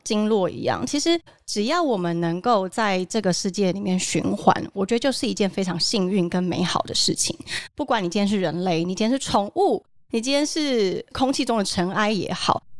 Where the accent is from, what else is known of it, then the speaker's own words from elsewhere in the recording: Taoyuan, Taiwan; 我们家从小住眷村，嗯哼。然后我们家在桃园中真那边，每个的小时候住在那边